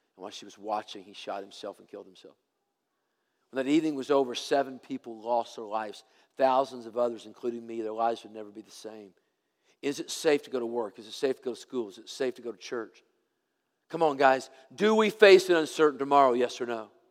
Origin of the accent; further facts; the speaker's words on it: Tennessee, United States; I'm from Tennessee